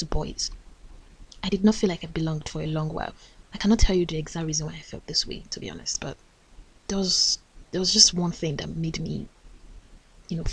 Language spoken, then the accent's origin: English; Nigeria; as a Nigerian